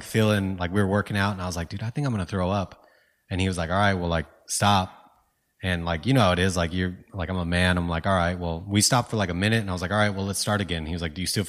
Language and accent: English; California, United States; Dude, I grew up like mostly in California.